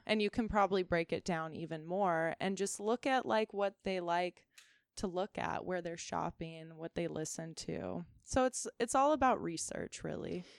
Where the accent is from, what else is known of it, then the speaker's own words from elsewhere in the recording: Ventura, California, United States; also born or lived in Chico, California; I grew up here